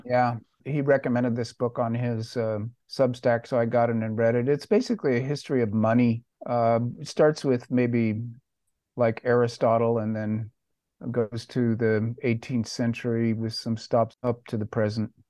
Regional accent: United States; I am an American

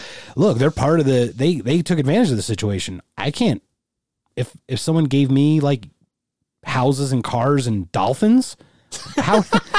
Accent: United Kingdom; I'm British.

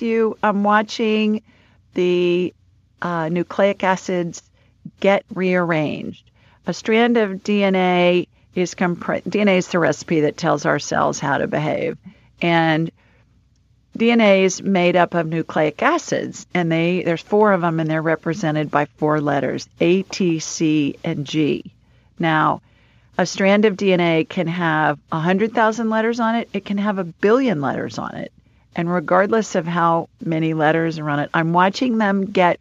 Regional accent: Ohio, United States; moved away as an adult; also born or lived in South Dakota / Los Angeles; I grew up in Ohio, Lori, and then I lived in South

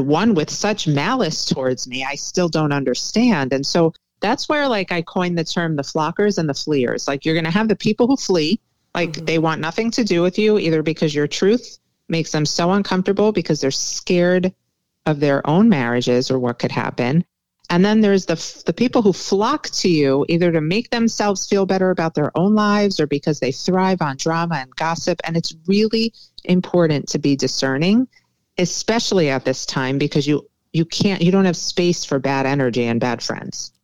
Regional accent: New York, United States; moved away as an adult; now in Miami, United States; my New York friends

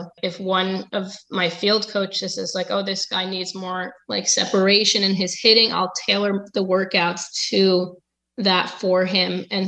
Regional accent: Connecticut, United States; No, it wasn't. I'm from Connecticut.

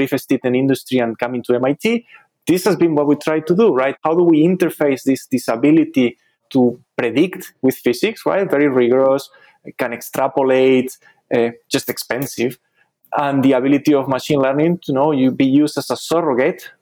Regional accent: Spain; moved away as an adult; now in United States; I did my undergrad studies back in my home country in Spain

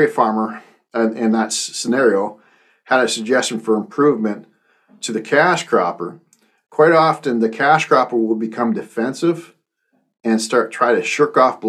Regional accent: Canada; moved away as an adult; also born or lived in United States; I was the guy from Canada that they flew in, and that's how I got down here in the U.S.

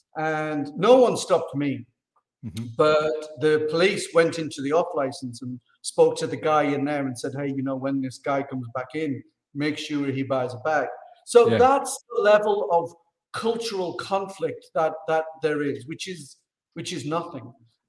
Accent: Teesside, North East England, United Kingdom; moved away as an adult; now in Morocco; Yeah, so I'm a Brit. I'm actually from the northeast of England, from Teesside. And I moved to Morocco in 2014 permanently.

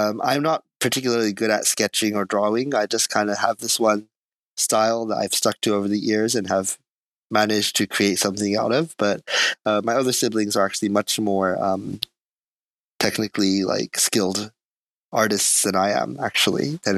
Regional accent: South Korea; born there; It's questionable as to whether I've ever actually grown up, but I was born in Korea. My mother and father were Japanese language teachers in Korea.

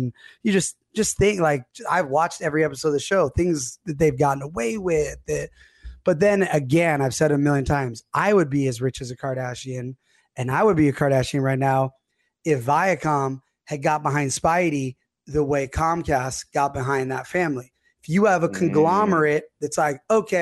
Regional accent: Los Angeles, California, United States; I grew up in Palisades.

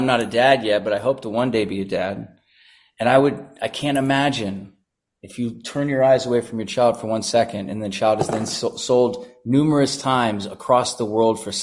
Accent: Dallas, Texas, United States; I grew up in Dallas

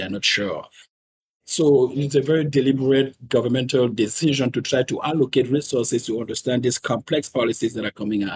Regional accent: Cameroon; now in New York, United States; I am originally from Cameroon.

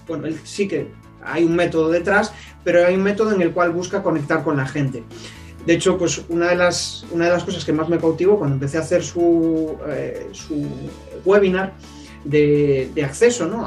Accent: Vigo, Galicia, Spain; yo soy de Vigo

